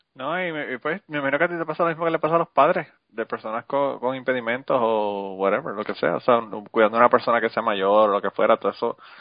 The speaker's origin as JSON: {"language": "Spanish", "town": "Utuado", "country": "Puerto Rico", "said": "Nosotros los utuadeños"}